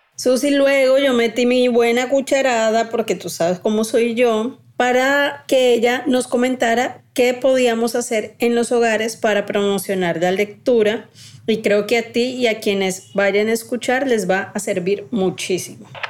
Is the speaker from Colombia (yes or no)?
yes; Colombia